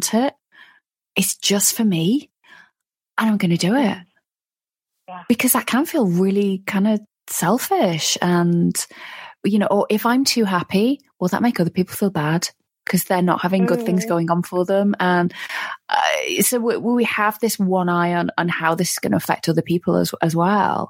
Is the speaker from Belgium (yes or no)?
no; United Kingdom; I'm British, you know, our whole culture is based on